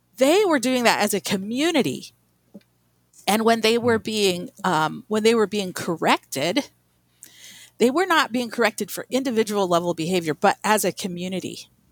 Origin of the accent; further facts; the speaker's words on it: Albuquerque, New Mexico, United States; I grew up in Albuquerque, New Mexico